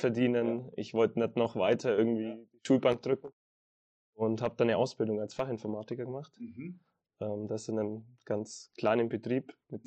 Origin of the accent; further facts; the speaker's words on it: Nuremberg area, Bavaria, Germany; moved away as an adult; now in Kempten, Germany; ich komme ursprünglich aus der Richtung Nürnberg